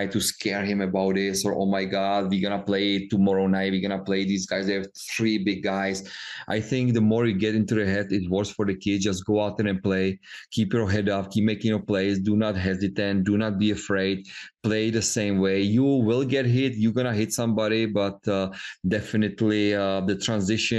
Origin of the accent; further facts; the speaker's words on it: Czechia; moved away; we grew up in Czech Republic